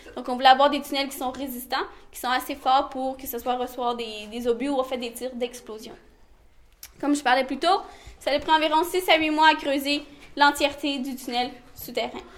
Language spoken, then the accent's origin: French; Montreal, Quebec, Canada; je viens du Québec à Montréal, donc au Canada.